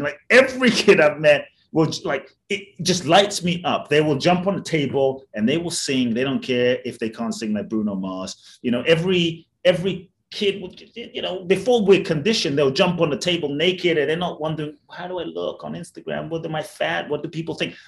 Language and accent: English; London, United Kingdom; also born or lived in Ghana / Mexico; now in United States; I grew up in London. I live in the US and partly Mexico